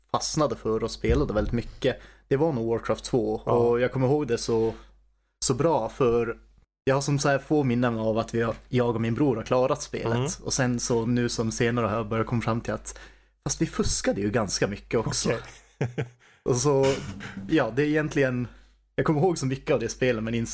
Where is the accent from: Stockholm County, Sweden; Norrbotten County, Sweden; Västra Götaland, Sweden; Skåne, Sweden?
Norrbotten County, Sweden; Kiruna; moved away as an adult; now in Umeå, Sweden; jag är från eh, Kiruna. Mm. Så uh, därifrån egentligen en by i närheten.